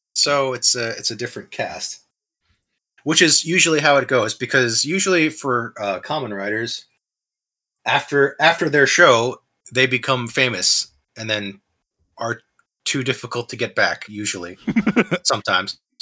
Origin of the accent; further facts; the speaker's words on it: New Jersey, United States; I was raised in New Jersey where I was Christian